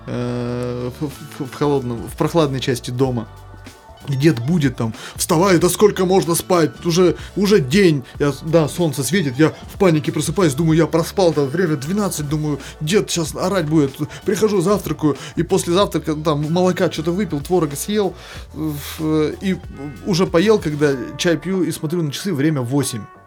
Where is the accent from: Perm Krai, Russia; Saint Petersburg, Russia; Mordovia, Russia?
Perm Krai, Russia; Perm; accent: Perm dialect (пермский говор); моего пермского говора, который до сих пор еще проскакивает